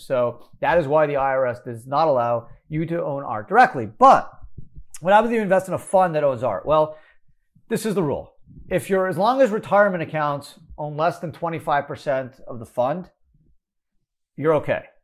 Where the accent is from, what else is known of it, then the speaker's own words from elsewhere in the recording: Montreal, Quebec, Canada; fellow Canadian. Uh, I'm from Montreal